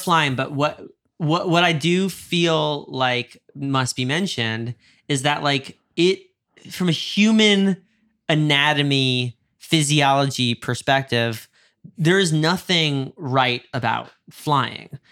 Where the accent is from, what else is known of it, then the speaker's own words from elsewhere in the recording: Westchester, New York, United States; moved away as an adult; now in Los Angeles, United States; I grew up a little outside of New York City, felt, in a small town